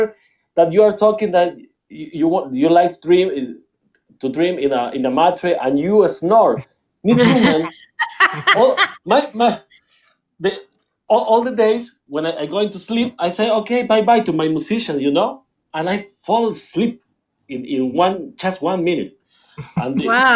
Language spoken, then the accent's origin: English; Buenos Aires, Argentina; I'm from Buenos Aires, and I live in Buenos Aires all my life, in the downtown all my life.